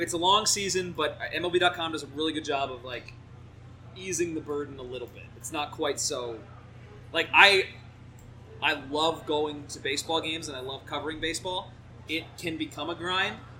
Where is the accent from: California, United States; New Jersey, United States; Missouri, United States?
New Jersey, United States; moved away; I grew up in uh, New Jersey